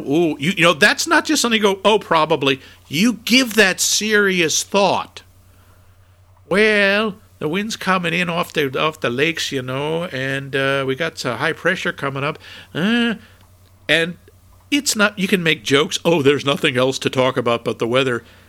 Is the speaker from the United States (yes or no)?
yes; New England, United States; moved away as an adult; also born or lived in Minnesota; from New England and I had enormous trouble adjusting to the weather in Minnesota.